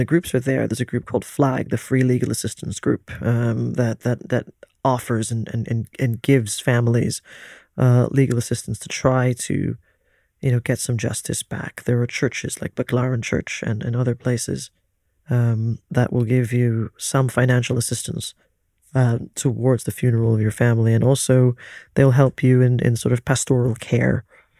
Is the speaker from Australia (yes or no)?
no; Philippines; born there; As a Filipino who was born into a certain type of privilege within the Philippines, in a gated community which is relatively safe